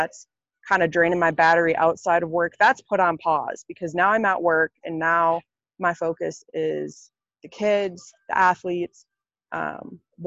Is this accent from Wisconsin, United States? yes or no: yes; Wisconsin, United States; moved away as an adult; now in Kentucky, United States; And now I'm in Kentucky, 9 hours away from Wisconsin, where I'm from.